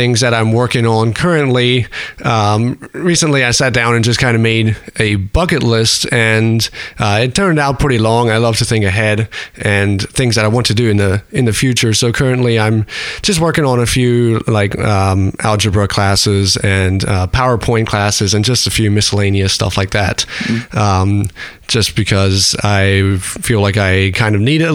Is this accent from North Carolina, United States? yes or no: no; Lancaster, Pennsylvania, United States; moved away as an adult; now in Martinsburg, United States; I'm from Lancaster, PA